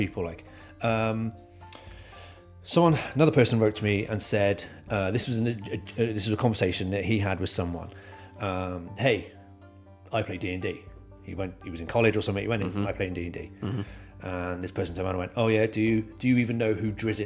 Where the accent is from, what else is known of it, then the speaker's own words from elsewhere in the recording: near Brighton, South East England, United Kingdom; now in Wales, United Kingdom; I live in Wales, but I was born in England, South England, right next to Brighton.